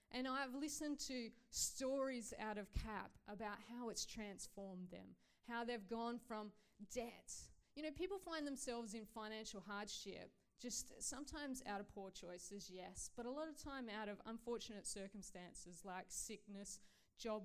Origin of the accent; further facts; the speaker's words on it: Australia; I grew up in Australia, and I had no context, really, of who God was